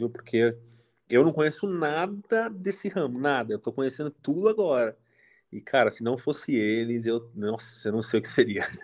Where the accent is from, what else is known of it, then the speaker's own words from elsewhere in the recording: São Paulo, Brazil; Eu sou, eu sou de São Paulo, capital.